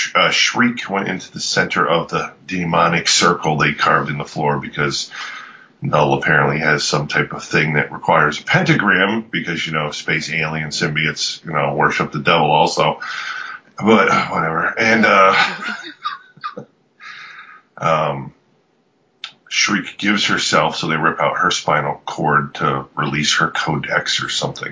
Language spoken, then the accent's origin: English; United States; am unfortunately American